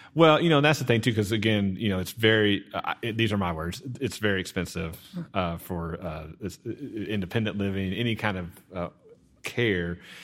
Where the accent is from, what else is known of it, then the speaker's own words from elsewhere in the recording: Garland, Texas, United States; now in Sachse, United States; I grew up in Garland